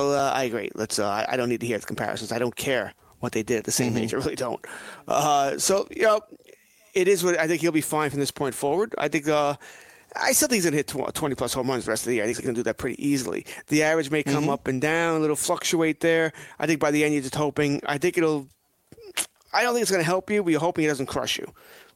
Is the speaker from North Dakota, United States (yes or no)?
no; Elmont, New York, United States; I grew up in Elmont, which is where Belmont Racetrack is, but I think I've been to that racetrack 2-3 times in my life.